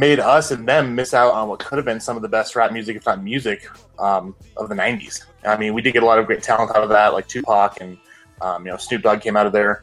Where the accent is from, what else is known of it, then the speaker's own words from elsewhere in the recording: Southern California, United States; now in Utah, United States; my growing up in Southern California at the time, you know, only an hour and a half away from Los Angeles